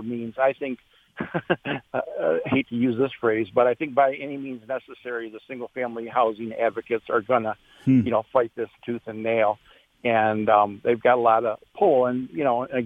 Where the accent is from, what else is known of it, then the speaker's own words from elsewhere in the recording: Ann Arbor, Michigan, United States; moved away; I grew up in Ann Arbor and used to live there.